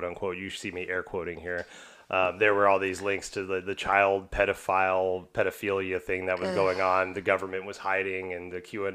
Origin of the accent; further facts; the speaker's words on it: Houston, Texas, United States; Houston, my hometown.